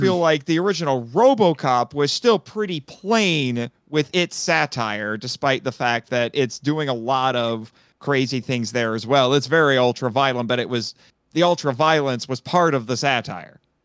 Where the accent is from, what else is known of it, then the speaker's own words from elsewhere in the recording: Fort Wayne, Indiana, United States; my hometown